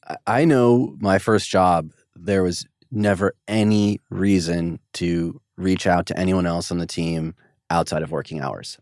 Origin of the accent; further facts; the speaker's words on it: United States; as an American